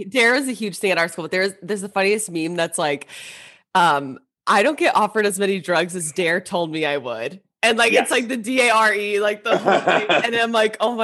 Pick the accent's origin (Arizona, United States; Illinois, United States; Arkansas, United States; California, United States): California, United States; Fullerton; I'm from Fullerton